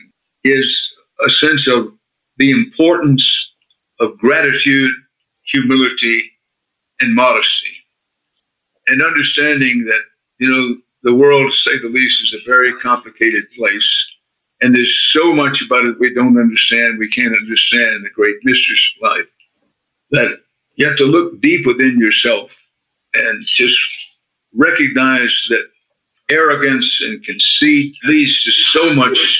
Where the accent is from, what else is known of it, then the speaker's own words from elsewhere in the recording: Texas, United States; I'm a Texan by birth and by choice